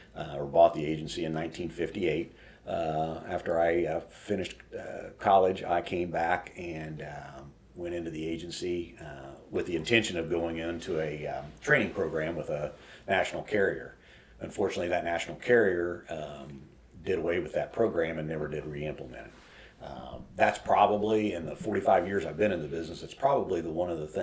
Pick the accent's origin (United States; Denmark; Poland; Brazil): United States; Elwood, Indiana; also born or lived in Anderson; we moved from Anderson back to Elwood.